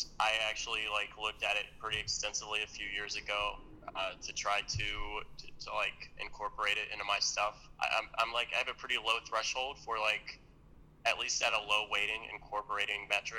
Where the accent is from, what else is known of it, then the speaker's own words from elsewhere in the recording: Cincinnati, Ohio, United States; I grew up a Bengals fan.